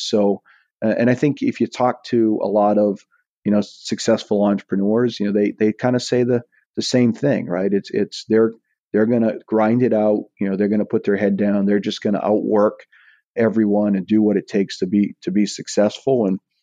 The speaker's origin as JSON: {"language": "English", "town": "Eastport", "region": "Maine", "country": "United States", "tie": "born or raised there", "moved": "yes", "lives_now": "Saratoga Springs, United States", "said": "my hometown of Eastport"}